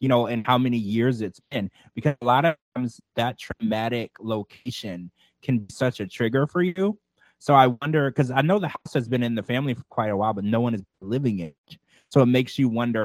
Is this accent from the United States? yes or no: yes; Louisiana, United States; I grew up in Louisiana